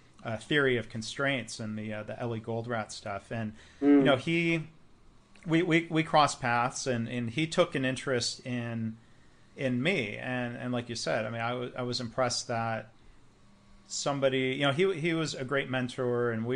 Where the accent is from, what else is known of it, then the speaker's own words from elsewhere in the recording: Midwest, United States; I grew up in the Midwest.